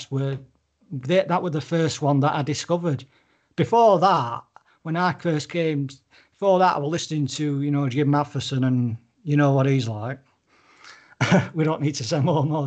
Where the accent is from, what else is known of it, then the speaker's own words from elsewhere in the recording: United Kingdom; I'm obviously British